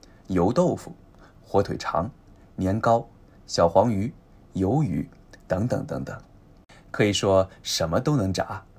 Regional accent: Zhoushan, Zhejiang, China; 聚焦的地域呢，是我的家乡舟山地区，其他地方我也不太懂，没办法说得很细，还请原谅。

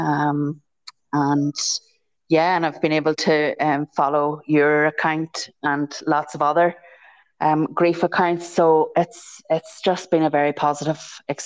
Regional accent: County Tyrone, Northern Ireland, United Kingdom; now in County Armagh, United Kingdom; I'm from Ireland. I'm from a place called, originally from a place called County Tyrone, and I'm now married and live in County Armagh. So it's in the north of Ireland

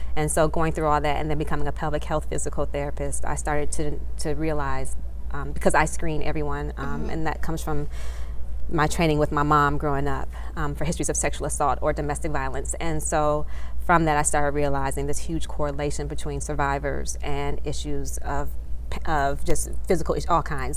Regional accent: Detroit, Michigan, United States; also born or lived in Washington D.C. area; now in Washington D.C., United States; I practice in the Washington D.C. area, but I'm originally from Metro Detroit, Michigan.

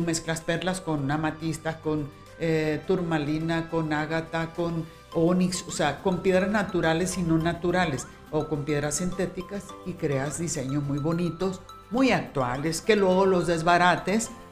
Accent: Guamúchil, Sinaloa, Mexico; now in Guadalajara, Mexico; de aquellos años de Guamúchil, Sinaloa, de donde soy yo

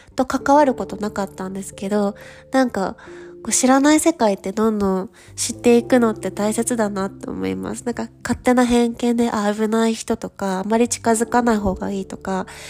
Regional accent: Japan; moved away as an adult; now in Paris, France; 日本人だよ

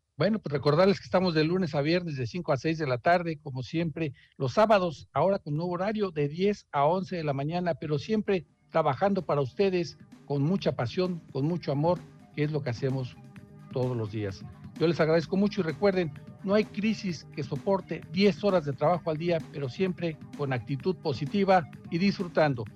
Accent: Mexico; como mexicanos que estamos

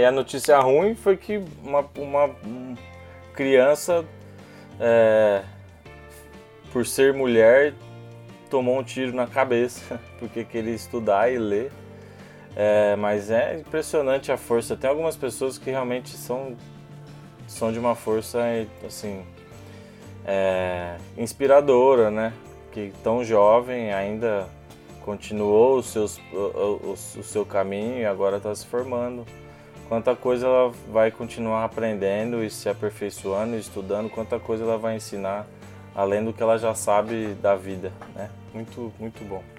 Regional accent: Ribeirão Preto, São Paulo, Brazil; eu sou de Ribeirão Preto

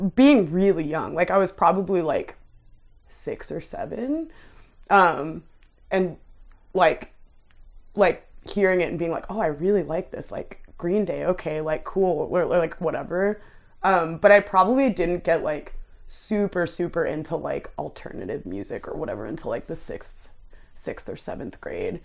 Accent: Ottawa, Ontario, Canada; moved away as an adult; I did grow up in, like, a, like, lower income, like, immigrant neighborhood. There's, um, the, like, south side of Ottawa is, like, mostly that demographic, and that's where I grew up

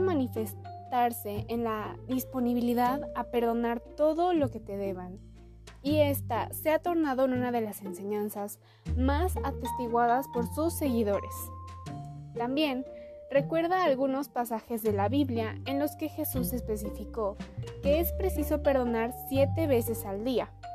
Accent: Puebla, Mexico; Tengo 17 años, nací en Puebla y estudio en el Instituto Oriente.

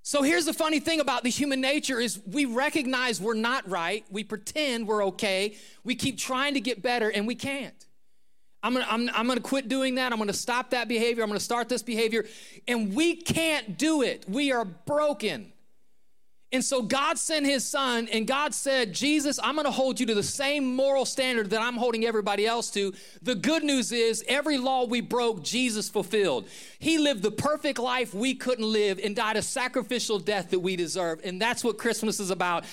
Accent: Northeast Ohio, United States; Where I grew up in Northeast Ohio

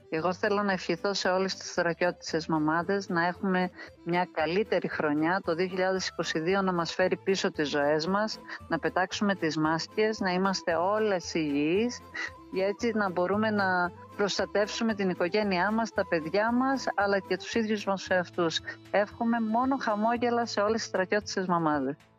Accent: Alexandroupoli, Eastern Macedonia and Thrace, Greece; moved away as an adult; also born or lived in Kastoria; now in Athens, Greece; έχω γεννηθεί στην Καστοριά από γονείς στρατιώτε και την καταγωγή του πατέρα μου που ήταν από την Κωνσταντινούπολη. Μεγάλωσα όμως στην Αλεξανδρούπολη, οι ρίζε μου είναι εκεί, εκεί τελείωσα το σχολείο

